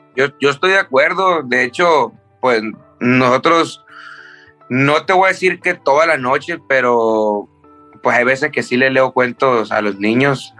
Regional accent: Tijuana, Baja California, Mexico; also born or lived in Culiacán, Sinaloa; desde los seis yo crecí en, Tijuana

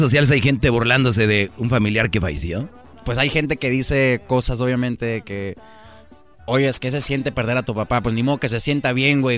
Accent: Tucson, Arizona, United States; de allá de donde soy yo, Tucson, Arizona

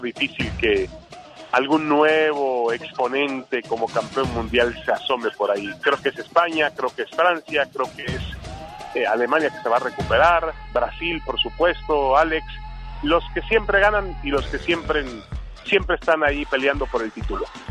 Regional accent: Mexico; yo soy mexicano

